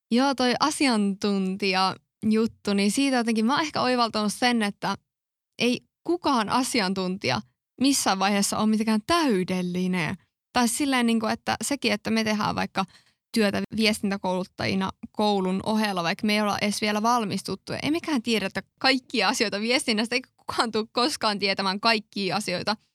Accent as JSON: {"language": "Finnish", "town": "Kokkola", "region": "Central Ostrobothnia", "country": "Finland", "moved": "as an adult", "lives_now": "Tampere, Finland", "said": "mäkin muutin tosiaan Kokkolasta Tampereelle, jos jollakin on jäänyt epäselväksi, niin olen Kokkolasta."}